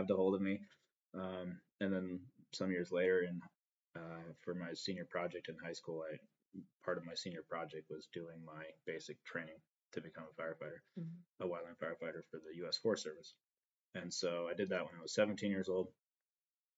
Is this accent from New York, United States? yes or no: no; Northern California, United States; I come from Northern California, which is a very fire prone area